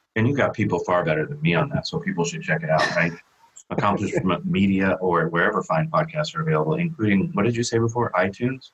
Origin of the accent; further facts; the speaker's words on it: San Diego, California, United States; my hometown here in San Diego, California